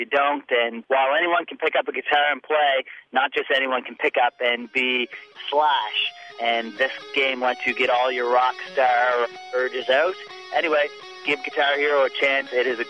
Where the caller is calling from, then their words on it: Nova Scotia, Canada; from Nova Scotia calling you here.